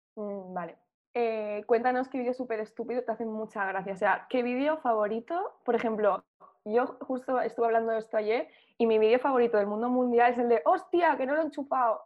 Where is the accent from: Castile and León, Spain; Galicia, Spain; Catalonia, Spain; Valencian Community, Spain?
Valencian Community, Spain; Burriana; also born or lived in Madrid; yo soy de un pueblo que se llama Burriana